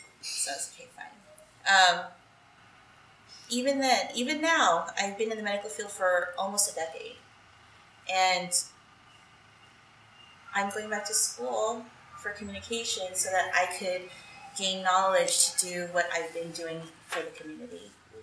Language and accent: English; California, United States; More than 75% of my school was Filipino. So being a Filipino in the Bay Area was natural, where I didn't have to try hard to be something because I had so much support around me.